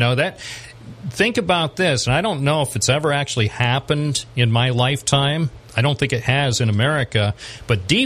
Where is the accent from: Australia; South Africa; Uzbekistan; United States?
United States; Endwell, New York; when I was a kid growing up in Endwell